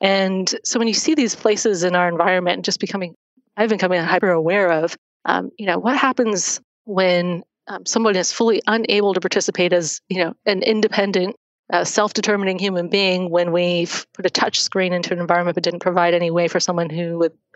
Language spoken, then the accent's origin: English; Oakland, California, United States; I grew up in the Bay Area. I grew up in Oakland, went to school at Cal and Berkeley